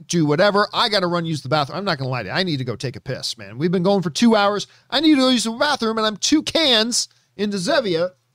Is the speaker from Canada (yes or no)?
yes; Canada; as a Canadian white dude who hasn't been exposed to a whole ton of Bollywood in my life